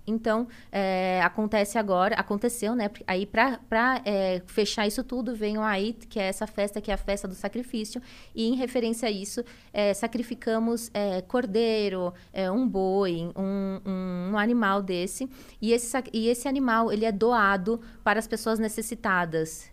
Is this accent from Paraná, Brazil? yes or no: no; São Paulo, Brazil; moved away as an adult; now in Santa Catarina, Brazil; eu nasci em São Paulo, eu sou paulista, me casei com meu marido, que ele mora lá em Santa Catarina, e fui para lá.